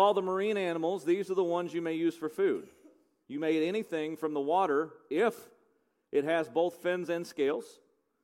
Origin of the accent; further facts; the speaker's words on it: United States; because I'm an American. I was raised on eating bacon